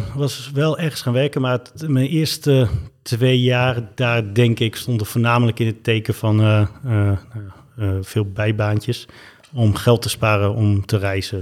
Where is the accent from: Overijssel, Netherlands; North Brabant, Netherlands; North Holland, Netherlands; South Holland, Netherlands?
Overijssel, Netherlands; Twente; moved away as an adult; also born or lived in Zimbabwe; now in Amsterdam, Netherlands; in het oosten van het land, in Twente. En daar ben ik eigenlijk, tot ik om mijn 18 het huis verliet, ook opgegroeid.